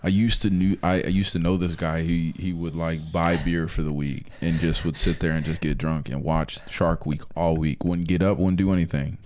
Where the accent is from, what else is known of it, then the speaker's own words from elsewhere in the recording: Virginia, United States; so I grew up in Virginia